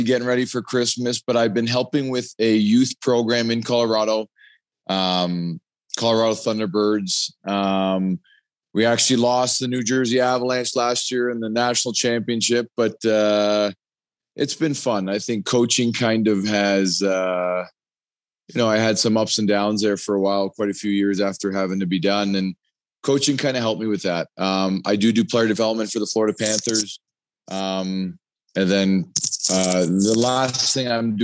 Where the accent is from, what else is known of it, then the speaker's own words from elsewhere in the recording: Canada; growing up in Canada